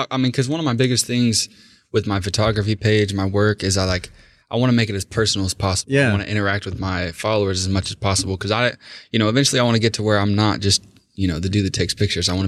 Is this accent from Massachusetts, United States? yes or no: no; Oklahoma, United States; being from Oklahoma, obviously, you know, anytime I've told anyone that I'm from Oklahoma, they're like, what the hell is out there?